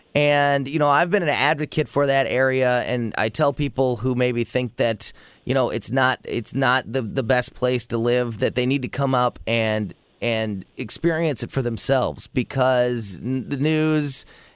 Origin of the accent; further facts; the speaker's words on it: Florissant, Missouri, United States; also born or lived in Hazelwood, Missouri; And so I am born and raised in the Florissant Hazelwood area. I've had houses in primarily in Florissant. I've lived a couple of years here and there in the city of Hazelwood, but always in that, you know, North County area, Florissant Hazelwood.